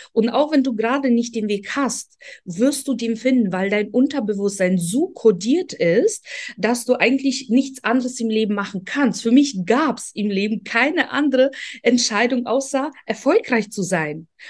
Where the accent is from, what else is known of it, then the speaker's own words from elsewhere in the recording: Poland; German is a second language; also born or lived in Ukraine; now in Germany; bin in Polen aufgewachsen, kam irgendwann nach Deutschland